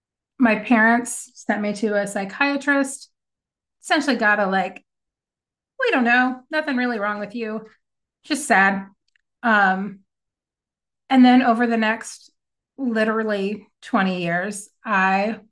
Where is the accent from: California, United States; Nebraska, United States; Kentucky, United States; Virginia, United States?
Kentucky, United States; now in Texas, United States; I grew up in Kentucky